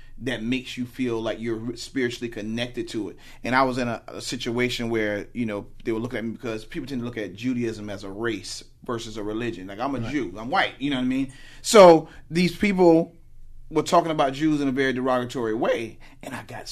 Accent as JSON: {"language": "English", "region": "the South", "country": "United States", "tie": "born or raised there", "said": "I'm from the Bible Belt. I grew up in the South"}